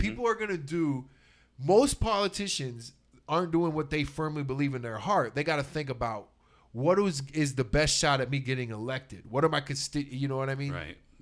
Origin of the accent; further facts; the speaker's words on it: Texas, United States; I was raised in Texas by my Irish Catholic mother